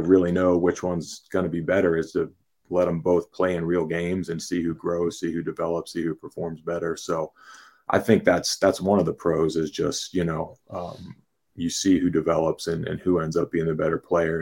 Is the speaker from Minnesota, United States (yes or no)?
no; Pittsburgh, Pennsylvania, United States; now in State College, United States; born and raised in Pittsburgh